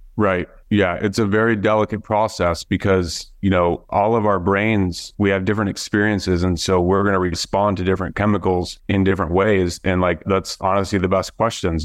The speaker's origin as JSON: {"language": "English", "region": "Iowa", "country": "United States", "tie": "born or raised there", "moved": "as an adult", "lives_now": "Florida, United States", "said": "we grew up there in Iowa"}